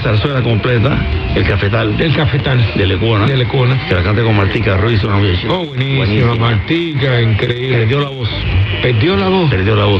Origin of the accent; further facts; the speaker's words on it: Cuba; moved away; also born or lived in Mexico; siendo yo cubano en México